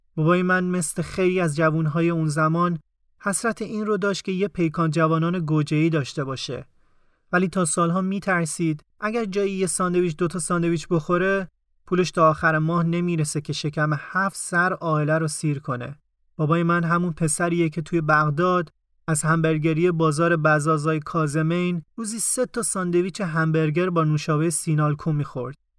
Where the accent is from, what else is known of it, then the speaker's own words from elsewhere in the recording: Tehran, Tehran Province, Iran; من توی اون خونه به دنیا اومدم و پا گرفتم